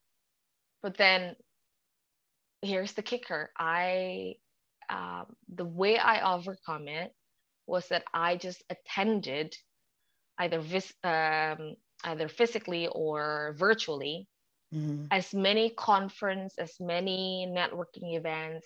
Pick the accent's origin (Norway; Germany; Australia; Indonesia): Indonesia; English is a second language; now in United Kingdom; I'm from a country that people don't even know the location of.